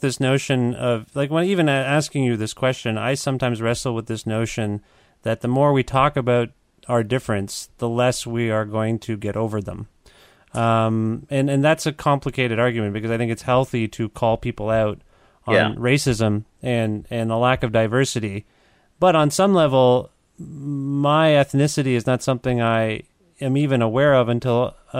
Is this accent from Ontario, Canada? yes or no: yes; Cambridge, Ontario, Canada; also born or lived in Kitchener, Ontario; I was born in Kitchener. I was raised in Cambridge.